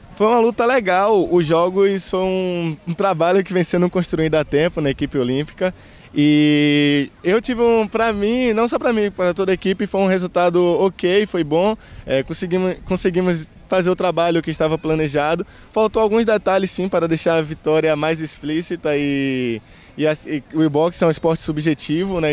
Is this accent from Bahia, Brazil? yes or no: yes; Conceição do Almeida, Bahia, Brazil; also born or lived in Sapeaçu; nasci em Sapiaçu, mas fui criado em Conceição do Almeida, uma cidade vizinha